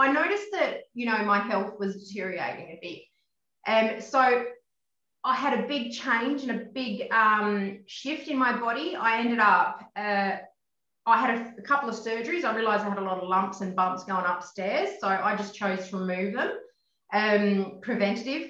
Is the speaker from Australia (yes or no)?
yes; Harvey, Western Australia, Australia; I grew up in Harvey. It's a small town, southwest, near Bunbury